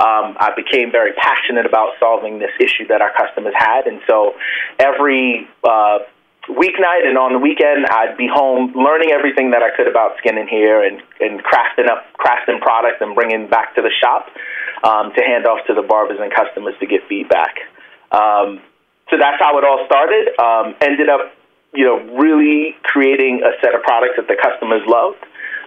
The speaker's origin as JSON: {"language": "English", "region": "New Jersey", "country": "United States", "also_born_or_lived": "Brooklyn", "said": "I'm a Jersey boy. I was born in Brooklyn, but yes, a Jersey boy."}